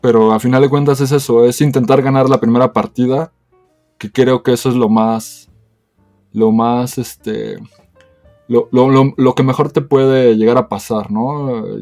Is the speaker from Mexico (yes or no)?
yes; Mexico; soy el representante de México